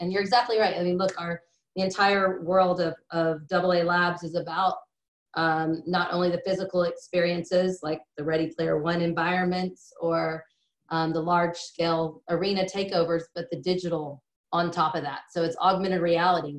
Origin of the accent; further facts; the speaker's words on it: East Texas, United States; growing up in East Texas